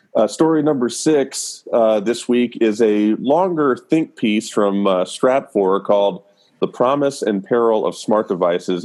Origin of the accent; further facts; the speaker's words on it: the South, United States; now in Nashville, United States; I'm born and raised in the South, live in Nashville